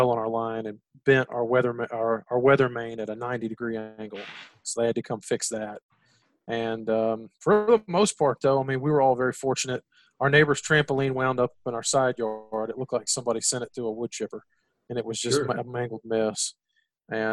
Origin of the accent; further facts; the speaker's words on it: Gulf Coast of Texas, United States; growing up in the Gulf Coast of Texas